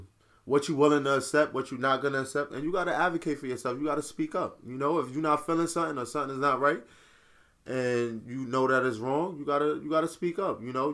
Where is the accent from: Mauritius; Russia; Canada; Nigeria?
Nigeria; I definitely agree because I'm actually Nigerian.